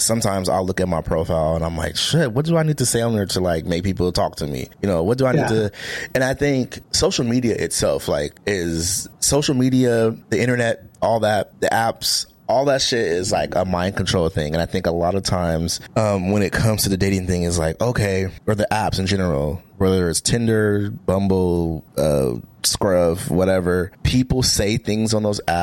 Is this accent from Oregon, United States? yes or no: yes; Portland, Oregon, United States; I'm from Portland, Oregon.